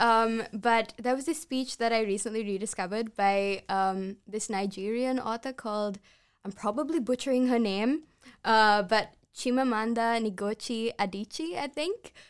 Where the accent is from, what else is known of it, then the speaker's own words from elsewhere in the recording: Sri Lanka; English is a second language; I'm Sri Lankan